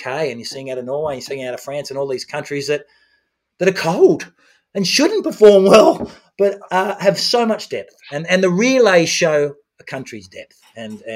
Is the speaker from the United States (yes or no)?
no; Australia; as an Australian, as a proud triathlete from Australia